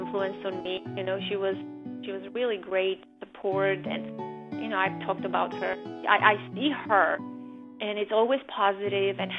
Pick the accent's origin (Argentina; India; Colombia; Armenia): Armenia; now in United States